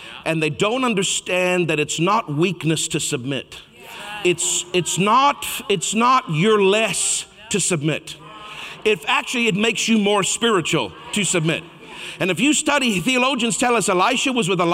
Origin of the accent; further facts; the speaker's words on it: Canada; I'm Canadian.